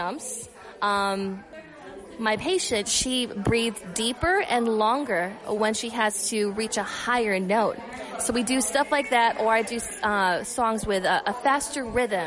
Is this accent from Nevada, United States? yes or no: yes; Las Vegas, Nevada, United States; I was born in Vegas.